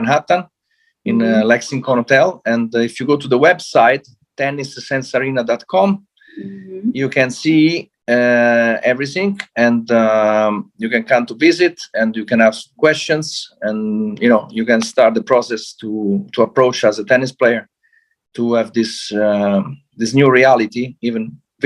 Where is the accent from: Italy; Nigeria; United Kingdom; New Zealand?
Italy; Rome, Lazio; I'm from Rome